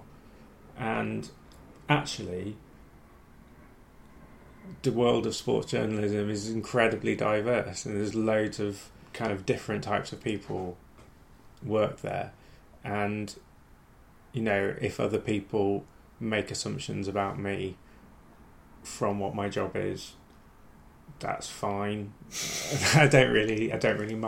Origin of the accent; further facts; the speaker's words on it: Ilkley, Yorkshire and the Humber, United Kingdom; moved away as an adult; also born or lived in Hull / Leeds; now in London, United Kingdom; So I grew up in Ilkley, lived there, went to university when I was 18, which was in Hull, so I did not go particularly far.